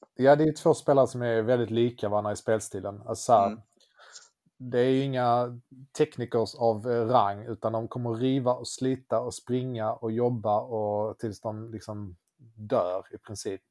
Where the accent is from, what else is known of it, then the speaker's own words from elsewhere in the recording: Löddeköpinge, Skåne, Sweden; jag kommer från eh, Löddeköpinge